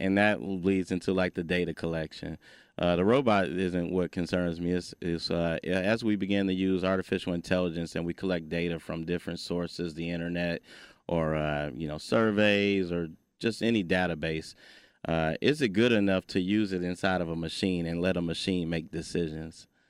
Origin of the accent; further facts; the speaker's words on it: Detroit, Michigan, United States; growing up in Detroit, Michigan